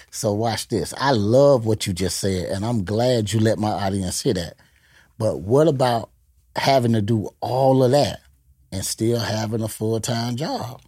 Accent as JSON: {"language": "English", "town": "Gainesville", "region": "Florida", "country": "United States", "moved": "yes", "lives_now": "Tampa, United States", "said": "I'm originally from Gainesville"}